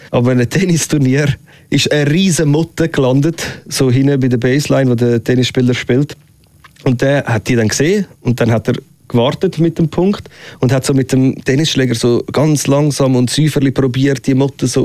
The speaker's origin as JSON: {"language": "German", "town": "Uster", "region": "Zurich", "country": "Switzerland"}